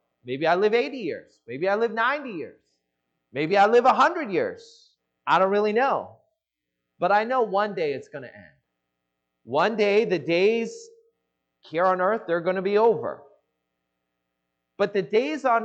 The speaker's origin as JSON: {"language": "English", "town": "Seattle", "region": "Washington", "country": "United States", "tie": "born or raised there", "moved": "as an adult", "lives_now": "Los Angeles, United States", "said": "I grew up in the Seattle area"}